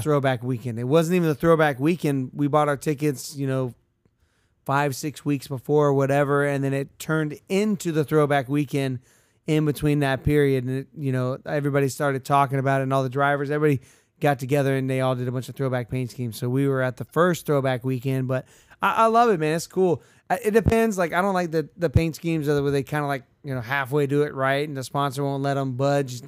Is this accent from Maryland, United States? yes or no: no; Central Florida, United States; we're from Central Florida.